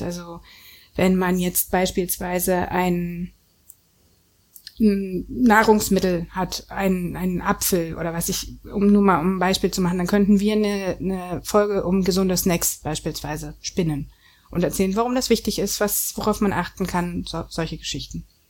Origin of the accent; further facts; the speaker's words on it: Germany; Ich bin nun aus der DDR